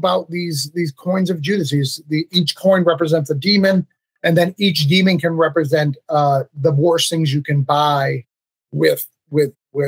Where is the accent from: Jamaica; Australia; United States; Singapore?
United States; New England; I'm from New England